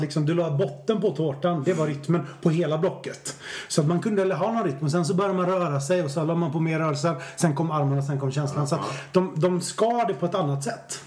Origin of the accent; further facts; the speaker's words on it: Stenungsund, Västra Götaland, Sweden; moved away as an adult; also born or lived in Japan; now in Stockholm, Sweden; Jag är född i Stenungsund. Det är viktigt för mig. Mm. Jag har bott i Stockholm i 20 år men jag är född i Stenungsund på västkusten.